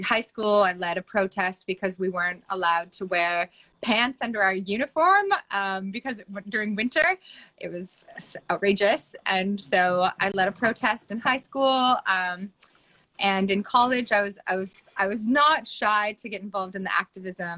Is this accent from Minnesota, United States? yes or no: yes; Minnesota, United States; moved away as an adult; now in Byron Bay, Australia; I grew up in Minnesota in the U.S.